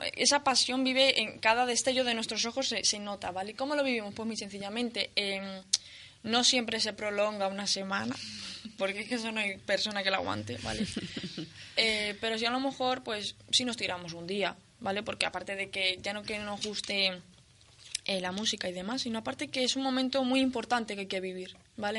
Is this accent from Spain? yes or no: yes; Spain; yo creo que no dejo de ser lo que soy española